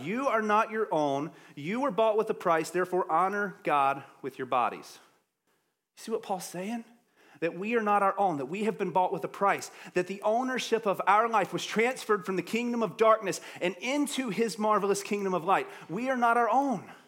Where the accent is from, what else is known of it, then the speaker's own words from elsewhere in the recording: the South, United States; I'm from the South